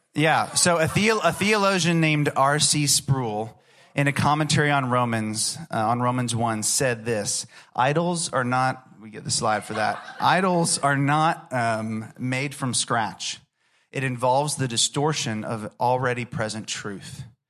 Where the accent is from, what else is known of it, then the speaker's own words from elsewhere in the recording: Orlando, Florida, United States; I grew up in Orlando, Florida